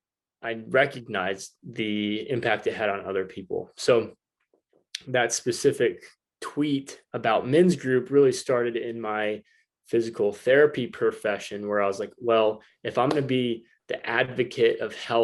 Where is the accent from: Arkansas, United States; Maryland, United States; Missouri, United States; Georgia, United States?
Arkansas, United States; Northwest; moved away as an adult; now in San Diego, United States; Northwest Arkansas is my hometown